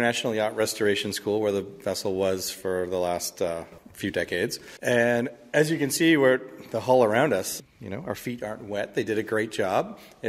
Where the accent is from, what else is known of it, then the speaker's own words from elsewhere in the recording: Michigan, United States; My own background is I grew up in Michigan, and as my parents tell me, we were on the Detroit River and saw a ship go